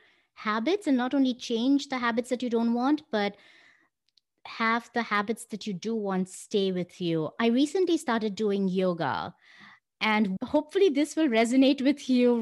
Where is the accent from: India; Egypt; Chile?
India; now in United States; I was born and brought up in India